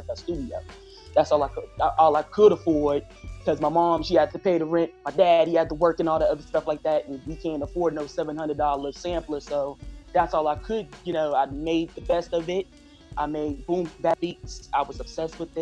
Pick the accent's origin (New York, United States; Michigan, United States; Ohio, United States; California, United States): New York, United States; New York City; moved away; also born or lived in Newcastle; I was born and raised in Harlem first off. And then in 2002, I moved to Newcastle